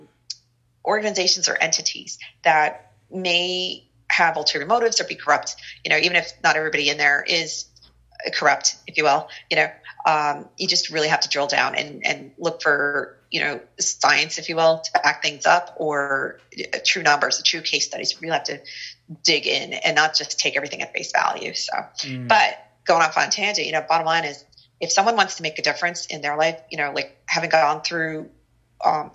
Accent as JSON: {"language": "English", "region": "New Jersey", "country": "United States", "tie": "born or raised there", "also_born_or_lived": "New York City area", "said": "growing up in the North Jersey area"}